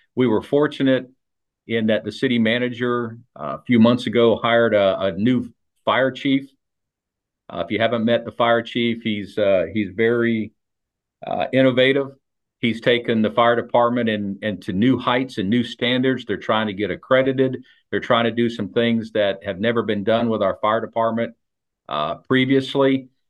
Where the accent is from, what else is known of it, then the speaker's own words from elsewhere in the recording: South Daytona, Florida, United States; I grew up in South Daytona, and South Daytona was always a true bedroom community.